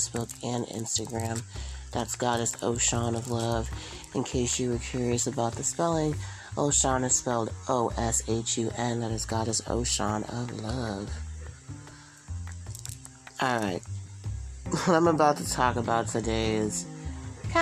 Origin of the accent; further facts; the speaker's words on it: San Mateo, California, United States; I'm originally born and raised in the San Francisco Bay Area. I grew up in San Francisco, and I grew up in a little town just outside of San Francisco